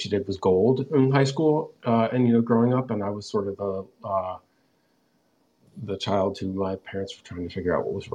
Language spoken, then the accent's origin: English; Bethesda, Maryland, United States; also born or lived in Washington, D.C.; I grew up just outside Washington, D.C. in a town called Bethesda, Maryland